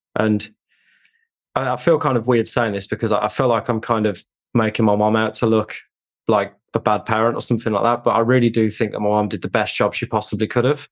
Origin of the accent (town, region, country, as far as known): United Kingdom; born or raised there